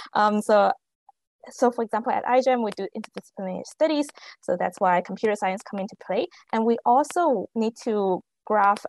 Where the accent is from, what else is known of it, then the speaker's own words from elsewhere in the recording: China; moved away as an adult; now in Canada; I grew up in China, and then I came to Canada for undergrad